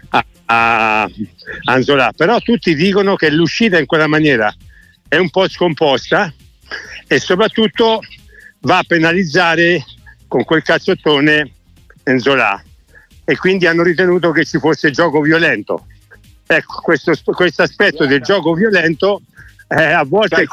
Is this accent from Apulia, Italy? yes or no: no; Subiaco, Lazio, Italy; mi fecero cittadini illustri al mio paese a Subiaco e, e c'era tutta Subiaco che in quel momento mi stava festeggiando perché era uno di loro